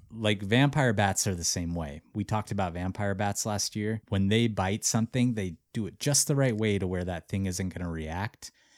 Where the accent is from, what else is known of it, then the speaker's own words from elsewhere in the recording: Missoula, Montana, United States; my hometown, Missoula, Montana.